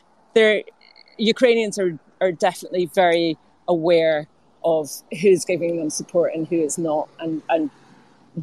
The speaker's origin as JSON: {"language": "English", "country": "United Kingdom", "said": "we were British"}